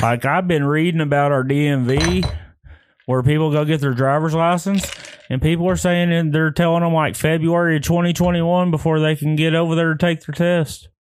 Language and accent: English; Lone Grove, Oklahoma, United States; I grew up in Lone Grove, so we went to Ardmore